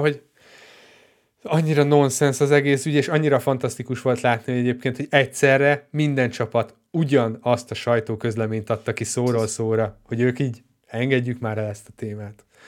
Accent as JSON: {"language": "Hungarian", "country": "Hungary", "said": "magyar vagyok"}